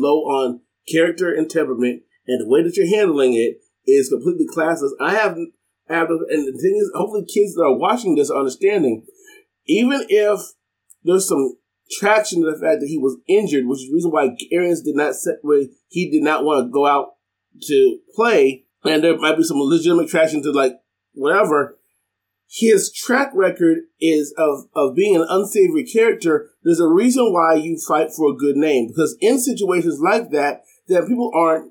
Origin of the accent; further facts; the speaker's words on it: Ohio, United States; I'm from Ohio